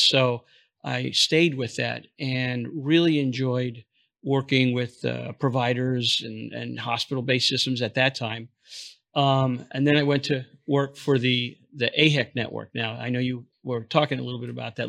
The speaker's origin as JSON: {"language": "English", "town": "New York City", "region": "New York", "country": "United States", "also_born_or_lived": "Florida", "moved": "yes", "said": "I'm from New York originally, Brooklyn"}